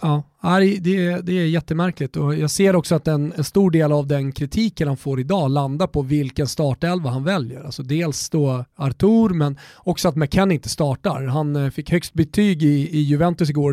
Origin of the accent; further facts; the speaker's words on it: Sweden; vi är svenskar